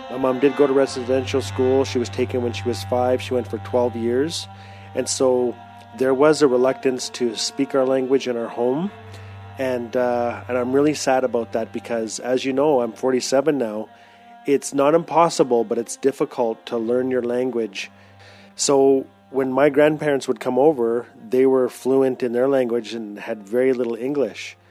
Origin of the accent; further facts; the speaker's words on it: Fort Smith, Northwest Territories, Canada; I'm Tlicho Dene from Fort Smith, Northwest Territories